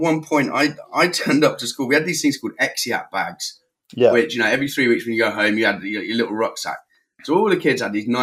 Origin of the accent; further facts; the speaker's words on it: West Country, South West England, United Kingdom; moved away as an adult; also born or lived in Watford / Plymouth / Salou, Spain; now in Spain; I moved down to the West Country when I was about 5 or 6 years old